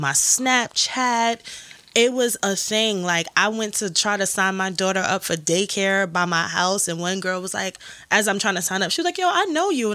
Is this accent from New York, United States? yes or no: yes; New York City, New York, United States; I'm still from Brooklyn.